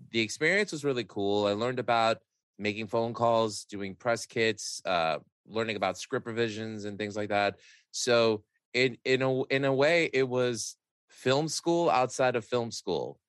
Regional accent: New York City, New York, United States; I grew up in Astoria, Queens

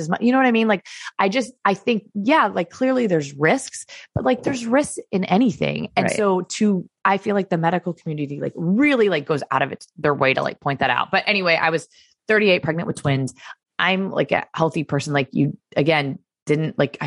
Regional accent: Florida, United States; moved away; also born or lived in Connecticut; I'm originally from Florida

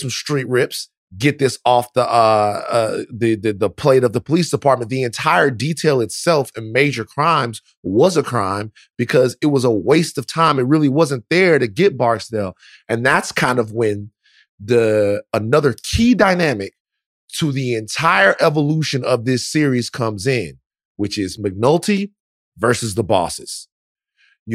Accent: Baton Rouge, Louisiana, United States; Herc and Carver were the police officers that I knew growing up in South Baton Rouge

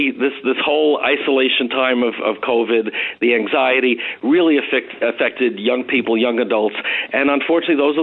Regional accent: Nassau County, New York, United States; born or raised there

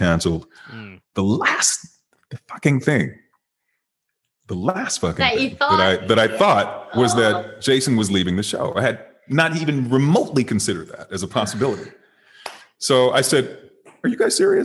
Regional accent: Detroit, Michigan, United States; moved away; also born or lived in Chicago; I'm from Detroit

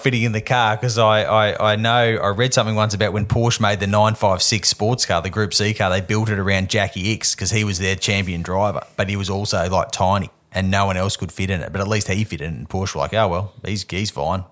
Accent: Perth, Western Australia, Australia; I grew up in Perth

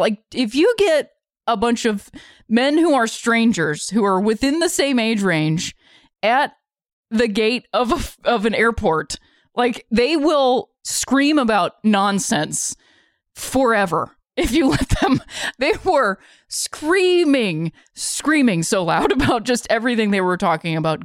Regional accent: Akron, Ohio, United States; now in Los Angeles, United States; I said I was from Akron

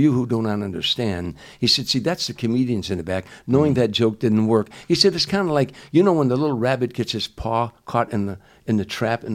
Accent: Chicago, Illinois, United States; moved away; every time I'd go back to my hometown

